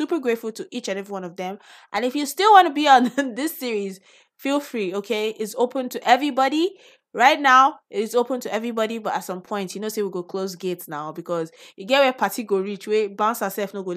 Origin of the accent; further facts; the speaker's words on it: Nigeria; We're both Nigerian podcasters